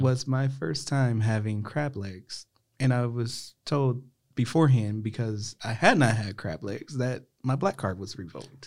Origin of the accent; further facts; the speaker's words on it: Ohio, United States; moved away; because I'm from Ohio that I'm raised different